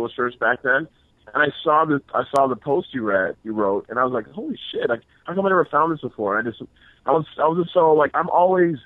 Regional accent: Toronto, Ontario, Canada; moved away as an adult; also born or lived in Grand Rapids, Michigan; I was born and raised in Toronto, Canada. That's where I grew up.

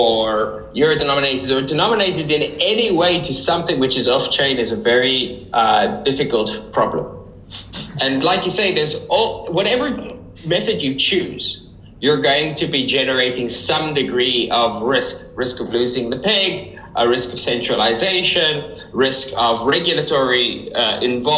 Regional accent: South Africa; moved away; I grew up in South Africa

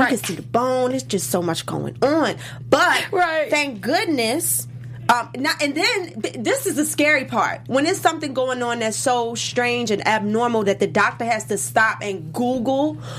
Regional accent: Baltimore, Maryland, United States; DC, I'm from Baltimore.

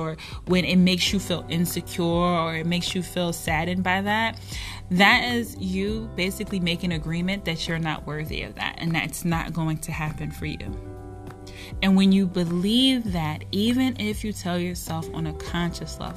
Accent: Philadelphia, Pennsylvania, United States; I'm from Philadelphia

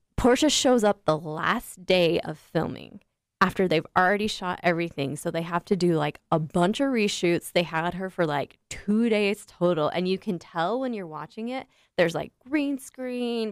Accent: United States; I'm so American in my core.

